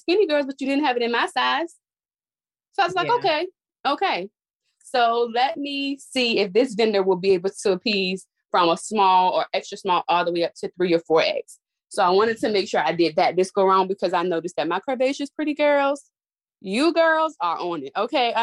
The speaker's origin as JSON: {"language": "English", "town": "Suffolk", "region": "Virginia", "country": "United States", "said": "I am from Suffolk, all the way in Suffolk. That's a small, well, I say it's a small town because I've been here so long"}